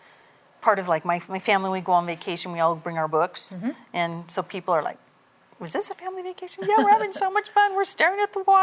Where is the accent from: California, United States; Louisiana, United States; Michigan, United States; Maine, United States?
California, United States; Redding; My family's from Redding, and I was born when my dad was in the service. So I was born not in Redding, but I've been in Redding my entire life.